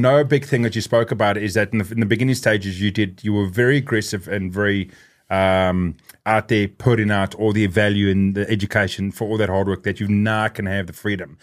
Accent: South Africa; growing up in South Africa

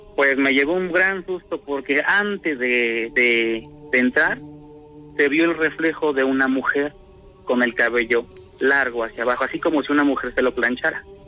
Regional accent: State of Mexico, Mexico; originario soy de, de Estado de México

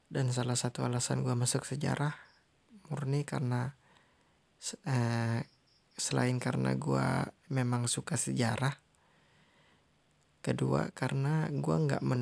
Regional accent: Jambi, Indonesia; identitas gue melebarkan sebagai orang Jambi.

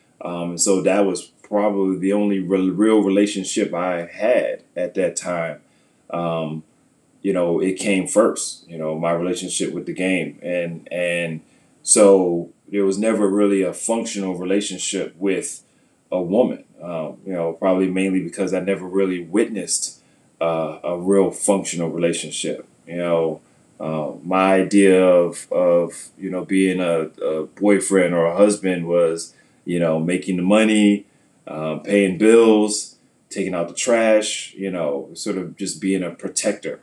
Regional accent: New York City, New York, United States; also born or lived in Syracuse, New York; I grew up in New York, Queens, New York, and Syracuse, New York

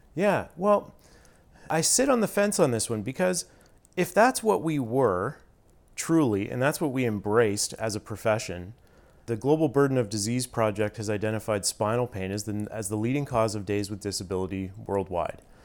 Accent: Stratford, Ontario, Canada; also born or lived in Toronto; I grew up in Stratford, Ontario

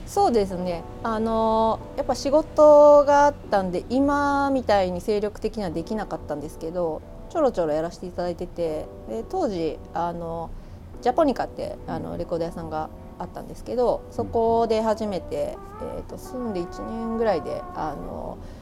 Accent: Yamato, Kanagawa, Japan; moved away as an adult; also born or lived in United Kingdom; now in Kyoto, Japan; 出身が神奈川なんですけどあの神奈川でも大和市ってあの厚木基地とか座間キャンプがある町で生まれ育ったんで

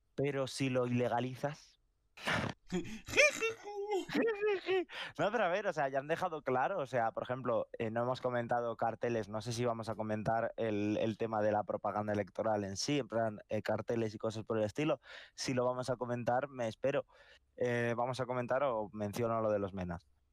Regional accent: Madrid, Community of Madrid, Spain; y yo soy de Madrid

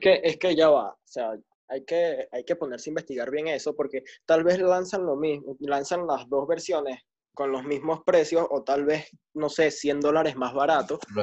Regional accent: Venezuela; los venezolanos, somos de Venezuela

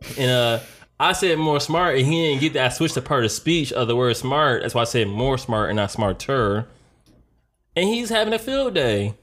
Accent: Detroit, Michigan, United States; I was born in Detroit, Michigan, uh, nineteen eighty-eight.

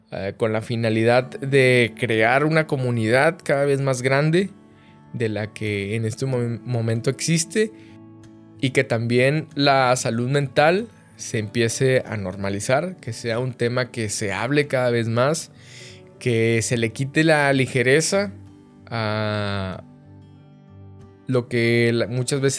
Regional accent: northern Mexico, Mexico; tengo 31 años de edad, eh, soy norteño orgullosamente del país de México

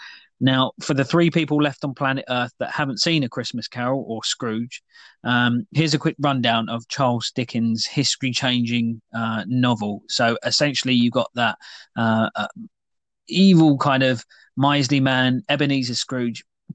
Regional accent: United Kingdom; with us being British making a tea.

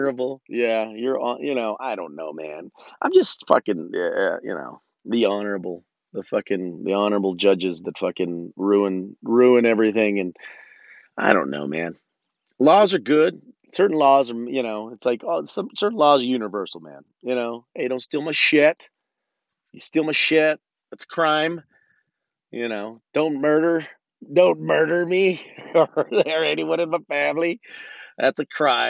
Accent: California, United States; moved away as an adult; also born or lived in Los Angeles / New York; now in Oregon, United States; I'm from California

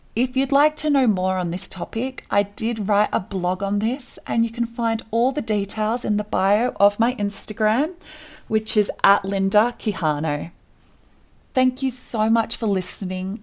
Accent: Australia; moved away as an adult; now in Colorado, United States; I was born and raised in Australia

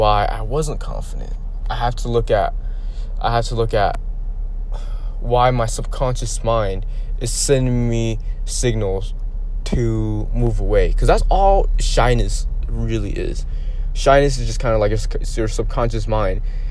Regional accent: United States; just being Asian American, going through school

